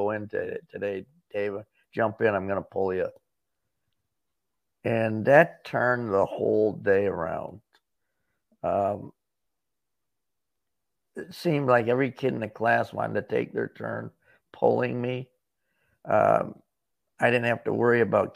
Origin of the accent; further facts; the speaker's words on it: Corning, New York, United States; now in Florida, United States; Corning, New York, my hometown